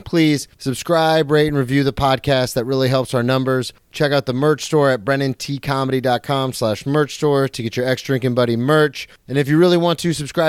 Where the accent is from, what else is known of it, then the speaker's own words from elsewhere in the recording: Daytona Beach, Florida, United States; growing up in Daytona